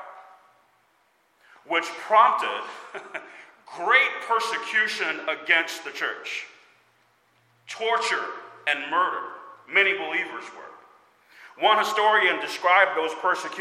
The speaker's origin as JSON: {"language": "English", "country": "United States", "said": "As American believers"}